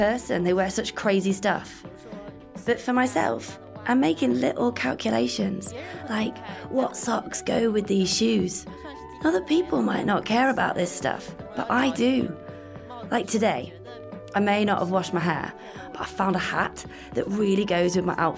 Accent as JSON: {"language": "English", "region": "Heilongjiang", "country": "China", "moved": "yes", "lives_now": "Shanghai, China", "said": "I'm from Heilongjiang. I'm a northerner. I'm not Shanghainese"}